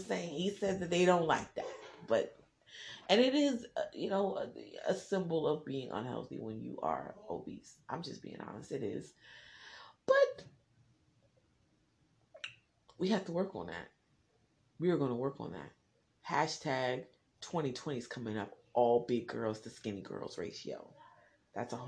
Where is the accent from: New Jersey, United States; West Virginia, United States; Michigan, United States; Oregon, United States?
New Jersey, United States; I'm from Jersey